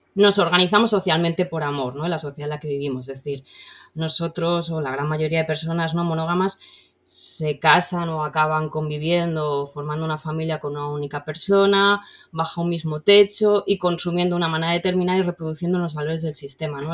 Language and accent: Spanish; Valencian Community, Spain; como buena chiqueta valenciana